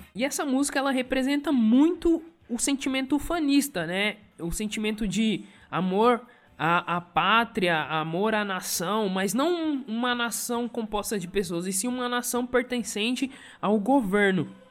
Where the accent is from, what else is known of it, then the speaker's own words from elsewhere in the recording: Brazil; ele pertence à nossa cultura, né? enquanto brasileiros